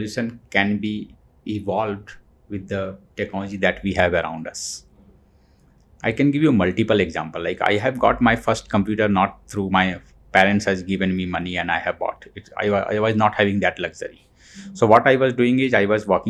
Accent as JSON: {"language": "English", "town": "Dhanbad", "region": "Jharkhand", "country": "India", "tie": "born or raised there", "also_born_or_lived": "Delhi", "moved": "as an adult", "said": "I'm from Jharkhand, mm-hmm. A small town, Dhanbad. Dhanbad. Right, I am. I have grown there, done my schooling, college there. And later I moved to Delhi"}